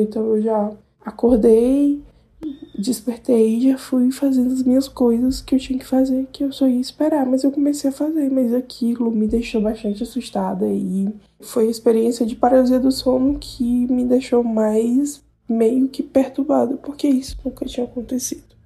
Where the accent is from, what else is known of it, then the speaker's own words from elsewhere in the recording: Piauí, Brazil; eu sou do Piauí